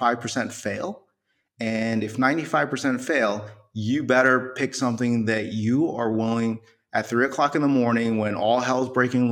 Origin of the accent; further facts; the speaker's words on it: New York City, New York, United States; born there; I was born in New York City. Someone hit my town on 9/11.